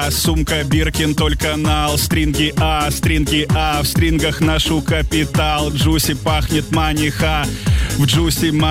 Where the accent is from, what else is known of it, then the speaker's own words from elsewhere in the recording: Belgorod, Belgorod Oblast, Russia; А, сам с Белгорода.